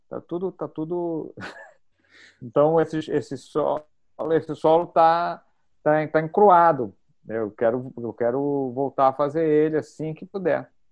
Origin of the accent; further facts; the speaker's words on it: Brazil; accent: Brazilian; o nosso sotaque